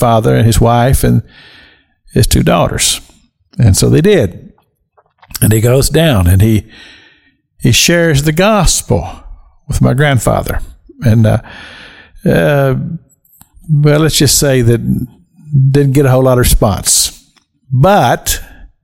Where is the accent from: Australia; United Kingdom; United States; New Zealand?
United States; rural Kentucky; I'm from rural Kentucky. I grew up in Kentucky.